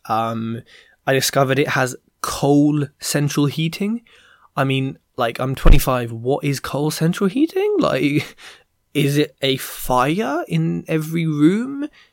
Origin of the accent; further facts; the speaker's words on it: London, United Kingdom; I'm from London, West London at Heathrow Airport.